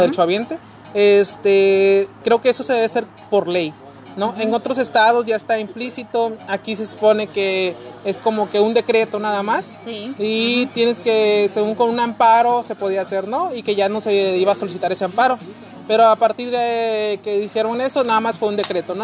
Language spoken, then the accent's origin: Spanish; Guerrero, Mexico; now in Mexicali, Mexico; yo vengo pues de Guerrero